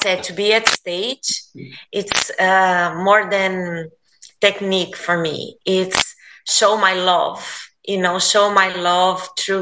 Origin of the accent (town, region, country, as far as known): Brazil; English is a second language; now in United States